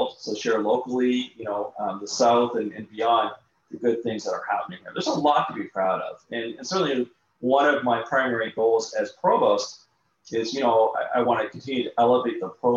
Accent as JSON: {"language": "English", "country": "Canada", "accent": "Canadian", "moved": "yes", "lives_now": "Augusta, United States", "said": "I'm originally from Canada, so your listeners would be able to tell from my accent."}